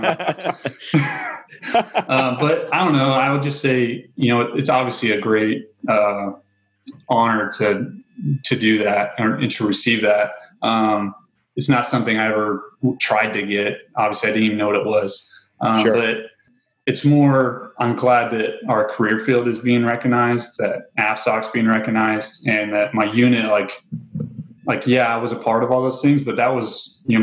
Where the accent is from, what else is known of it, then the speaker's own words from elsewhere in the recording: near Grissom Air Force Base, Indiana, United States; moved away; I grew up surrounded by cornfields in Indiana.